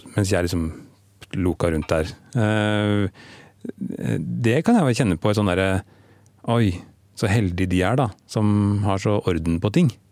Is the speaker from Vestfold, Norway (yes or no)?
yes; Stokke, Vestfold, Norway; der jeg vokste opp, i Stokke